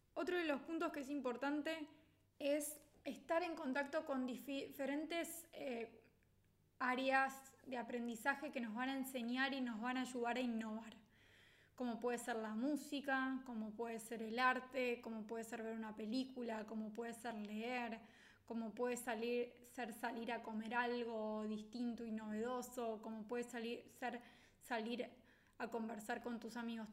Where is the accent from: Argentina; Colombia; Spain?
Argentina; los argentinos solemos ser muy creativos, que somos valorados en el mundo por ser creativos